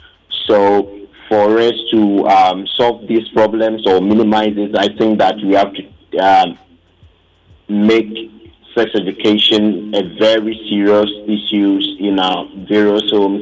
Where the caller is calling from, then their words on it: Ghana; calling from Ebuakwa.